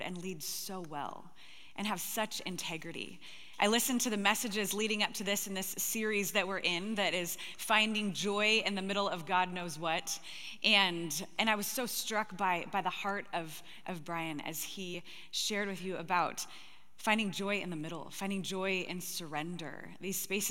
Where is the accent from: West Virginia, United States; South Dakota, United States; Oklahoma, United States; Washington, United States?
Washington, United States; Gig Harbor; I'm actually from Gig Harbor, Washington